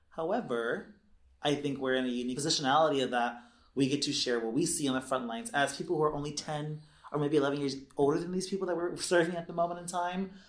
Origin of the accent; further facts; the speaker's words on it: Los Angeles, California, United States; moved away as an adult; also born or lived in Humboldt; I am a Southern California native, Los Angeles specifically, um, SoCal South Bay boy